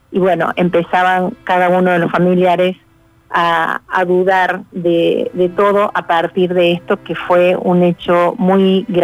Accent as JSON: {"language": "Spanish", "region": "Montevideo", "country": "Uruguay", "tie": "born or raised there", "also_born_or_lived": "Córdoba, Argentina", "said": "mi mamá era uruguaya, entonces nosotros ya eh, a los 20 días ya nosotros nos fuimos de Córdoba a Montevideo, donde estaban este, mis abuelos, mis tías"}